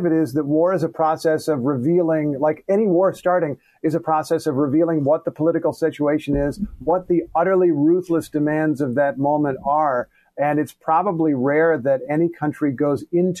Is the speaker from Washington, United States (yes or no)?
no; Indiana, United States; I grew up in Indiana